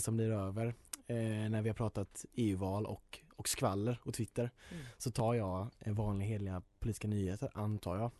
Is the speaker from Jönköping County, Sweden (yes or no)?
yes; Jönköping, Jönköping County, Sweden; also born or lived in Huddinge; Jag är tyvärr född i Huddinge men jag är ju liksom uppvuxen i Jönköping